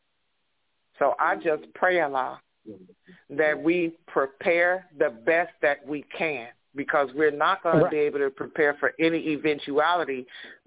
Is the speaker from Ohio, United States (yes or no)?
yes; Cleveland, Ohio, United States; now in Los Angeles, United States; I grew up in Cleveland, Ohio.